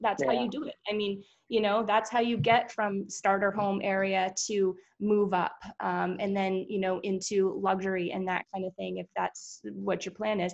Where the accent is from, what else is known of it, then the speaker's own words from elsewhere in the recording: East Coast, United States; moved away; We're from there.